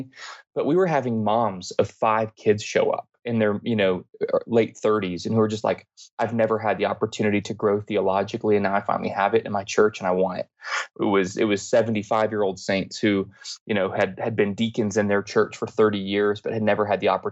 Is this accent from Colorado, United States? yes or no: yes; Denver, Colorado, United States; I grew up here in Denver, Colorado